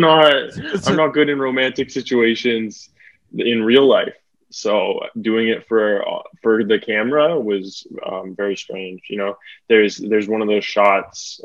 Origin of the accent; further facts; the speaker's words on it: Burnaby, British Columbia, Canada; also born or lived in Toronto / Port Moody, British Columbia / Victoria, British Columbia; now in Vancouver, Canada; I was born in Toronto, lived there till I was two. Then I moved to Burnaby, British Columbia, then to Port Moody, British Columbia when I was 13